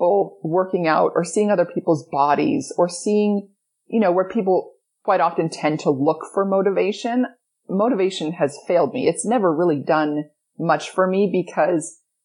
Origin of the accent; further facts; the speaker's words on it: Edmonton, Alberta, Canada; I grew up in Edmonton, Alberta, Canada.